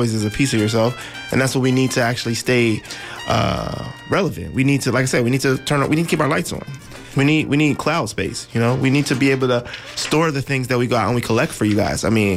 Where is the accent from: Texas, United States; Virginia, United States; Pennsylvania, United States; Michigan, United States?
Pennsylvania, United States; Philadelphia; now in San Francisco Bay Area, United States; I'm originally from Philadelphia